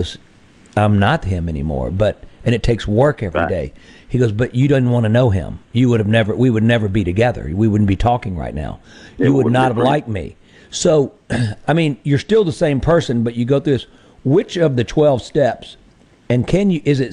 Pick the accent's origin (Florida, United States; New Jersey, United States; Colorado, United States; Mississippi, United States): Mississippi, United States; Greenville; I am from Greenville, Mississippi